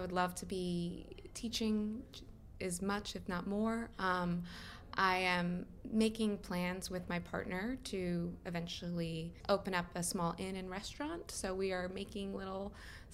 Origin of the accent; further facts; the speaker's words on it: United States; moved away as an adult; being an American living overseas and like looking back at my homeland